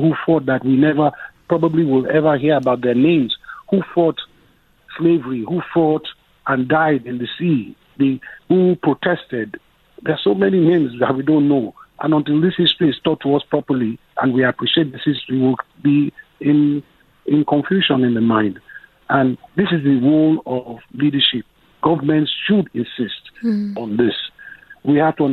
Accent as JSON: {"language": "English", "country": "Nigeria", "said": "as a Nigerian"}